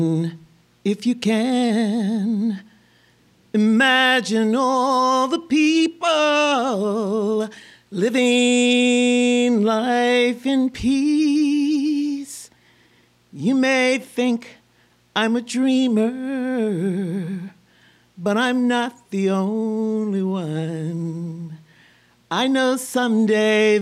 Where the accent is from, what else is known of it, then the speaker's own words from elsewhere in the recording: Tennessee, United States; now in Minnesota, United States; I'm from Tennessee originally